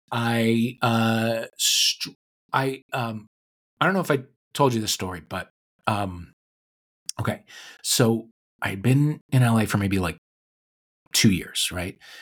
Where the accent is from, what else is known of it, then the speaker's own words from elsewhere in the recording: St. Louis, Missouri, United States; now in Los Angeles, United States; my hometown of Saint Louis